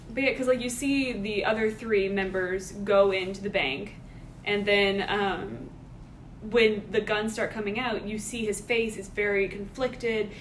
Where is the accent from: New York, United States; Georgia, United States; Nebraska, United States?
Georgia, United States; We're all from Georgia. All grew up here